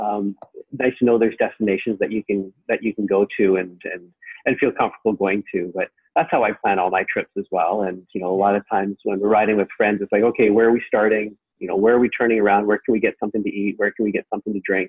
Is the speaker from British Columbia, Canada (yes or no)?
yes; Richmond, British Columbia, Canada; also born or lived in Vancouver; born and raised in Richmond. I was born in Richmond Hospital.